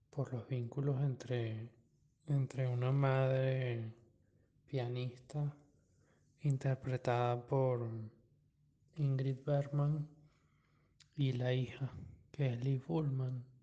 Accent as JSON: {"language": "Spanish", "country": "Venezuela", "said": "Varias veces he escuchado que es difícil eh, asociar el cine de Berman a a nosotros como venezolanos"}